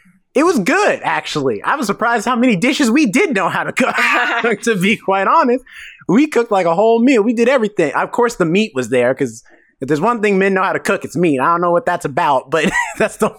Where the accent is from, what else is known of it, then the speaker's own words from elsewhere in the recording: the South, United States; I'm from the South